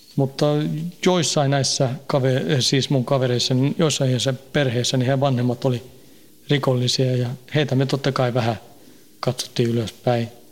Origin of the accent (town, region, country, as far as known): Stockholm suburb, Stockholm County, Sweden; born or raised there; moved away as an adult; now in Finland